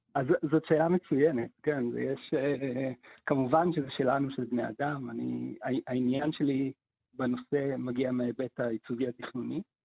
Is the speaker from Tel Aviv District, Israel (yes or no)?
no; Haifa, Haifa District, Israel; כילד בחיפה מלפני 30 שנה